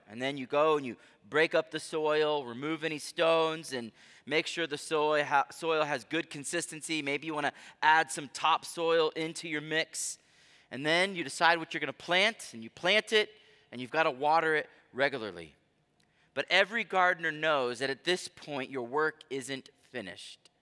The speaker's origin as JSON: {"language": "English", "country": "United States", "said": "I love being American"}